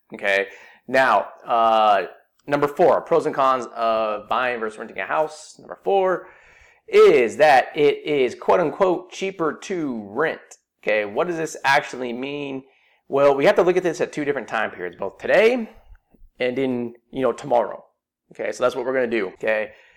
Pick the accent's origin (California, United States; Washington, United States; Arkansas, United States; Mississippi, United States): California, United States; Silicon Valley; I grew up in Silicon Valley